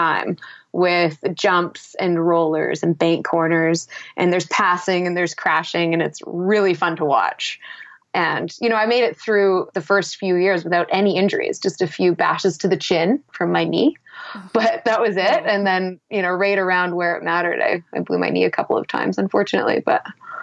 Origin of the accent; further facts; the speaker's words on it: Whistler, British Columbia, Canada; I grew up in Whistler and was on skis at the age of 2.